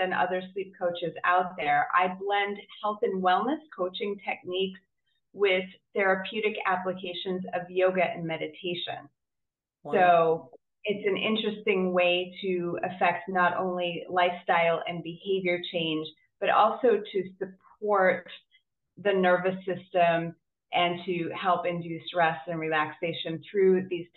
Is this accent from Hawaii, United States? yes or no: no; Boston, Massachusetts, United States; I'm from Boston, Massachusetts in the US